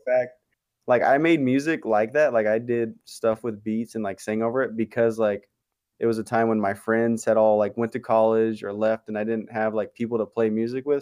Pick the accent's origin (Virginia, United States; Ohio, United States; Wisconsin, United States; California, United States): California, United States; Barstow; I grew up in Barstow. I still live here